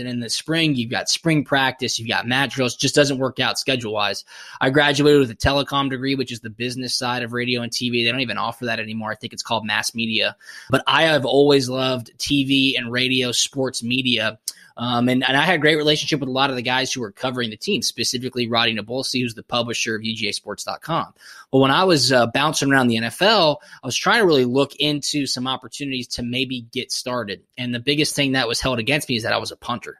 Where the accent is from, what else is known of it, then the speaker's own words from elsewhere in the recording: Atlanta, Georgia, United States; growing up in Atlanta